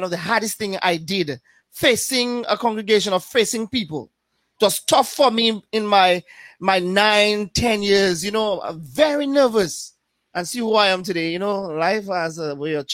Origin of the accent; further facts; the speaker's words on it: Paix Bouche, Saint John Parish, Dominica; also born or lived in Portsmouth, Dominica; I was born and raised in Pebush